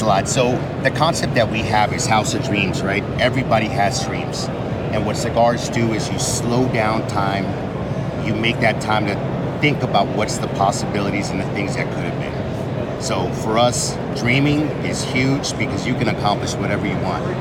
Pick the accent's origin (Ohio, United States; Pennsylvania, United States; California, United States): California, United States; We're from California. We're a couple of guys from California